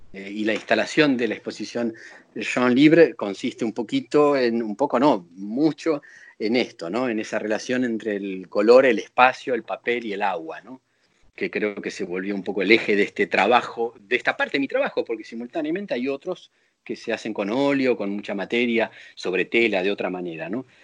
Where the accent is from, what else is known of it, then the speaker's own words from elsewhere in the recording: Buenos Aires, Argentina; moved away as an adult; now in Paris, France; nací en Buenos Aires. En, Capital. En, Capital, sí, en 1964. Y crecí en Buenos Aires y viví en Buenos Aires hasta que vine a París